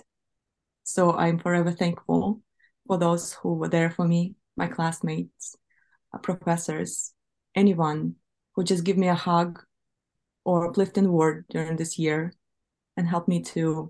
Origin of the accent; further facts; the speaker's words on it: Ukraine; moved away as an adult; now in Toledo, United States; I carry Ukrainian blood. I was born in Ukraine. I was raised in Ukraine. In fact, I spent quarter century of my life living in Ukraine. I have very strong connection to Ukraine.